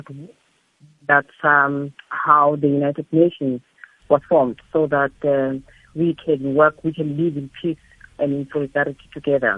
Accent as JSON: {"language": "English", "town": "Soweto", "region": "Gauteng", "country": "South Africa", "tie": "born or raised there", "said": "Growing up in Soweto from a poor background"}